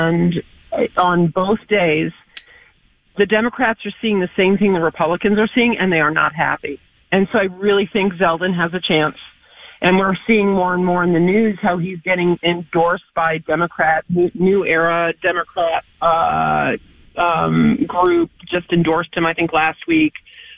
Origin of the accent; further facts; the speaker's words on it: New York, United States; born and raised in New York.